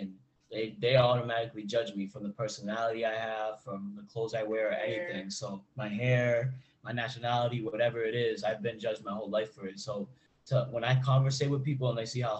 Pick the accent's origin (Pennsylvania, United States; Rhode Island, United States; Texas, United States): Rhode Island, United States; I was raised in Rhode Island, where there's a lot of like old timers that are very racist